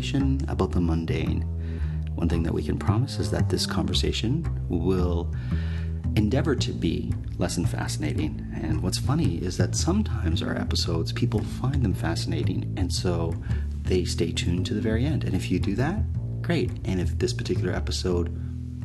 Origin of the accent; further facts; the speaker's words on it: Canada; I'm Canadian